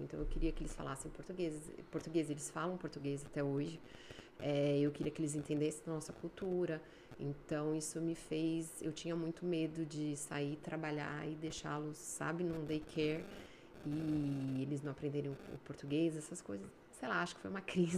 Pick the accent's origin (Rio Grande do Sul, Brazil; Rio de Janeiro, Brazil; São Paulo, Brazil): São Paulo, Brazil; moved away as an adult; also born or lived in Espírito Santo; now in Canada; Fazia administração de empresas no Mackenzie, em São Paulo. Sou de São Paulo.